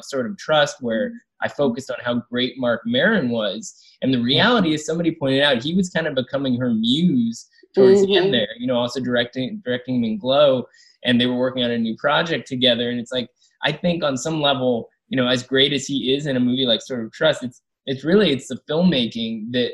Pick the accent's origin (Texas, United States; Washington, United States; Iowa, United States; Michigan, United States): Washington, United States; Seattle; moved away; I'm from Seattle